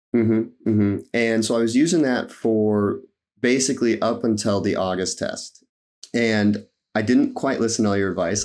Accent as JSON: {"language": "English", "region": "Nebraska", "country": "United States", "said": "I'm from Nebraska"}